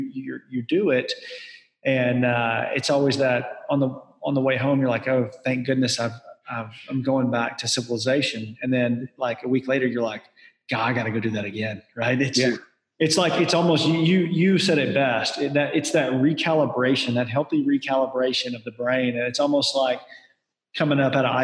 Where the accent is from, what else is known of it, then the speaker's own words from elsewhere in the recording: Southern U.S., United States; I grew up in the Southern U.S.